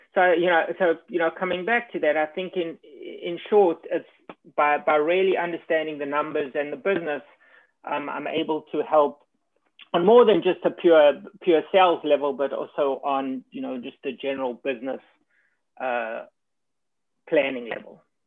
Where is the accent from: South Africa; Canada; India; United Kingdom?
South Africa; moved away as an adult; also born or lived in New York; now in United States; I was born and educated in South Africa